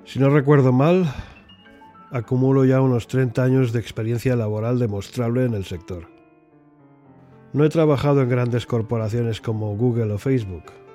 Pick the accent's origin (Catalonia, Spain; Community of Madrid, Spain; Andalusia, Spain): Catalonia, Spain; Barcelona; moved away as an adult; also born or lived in England; now in United Kingdom; Soy español de nacimiento y británico de adopción. Natural de Barcelona.